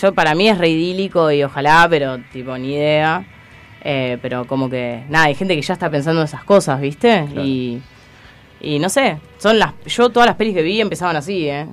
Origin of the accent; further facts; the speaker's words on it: Pinamar, Buenos Aires Province, Argentina; yo soy de Pinamar